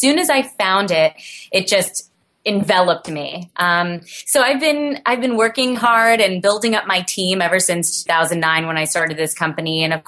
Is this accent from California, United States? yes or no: no; Brooklyn, New York, United States; Well, I was born and raised in Brooklyn, New York.